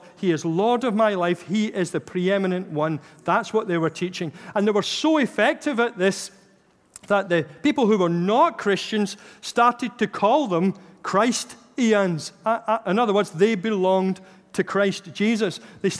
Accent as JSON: {"language": "English", "town": "Glasgow", "region": "Scotland", "country": "United Kingdom", "said": "So for me, for example, being a Glaswegian is very much part of my identity. I was born there, and obviously I've lost the accent, but it's pretty much still very much at the core."}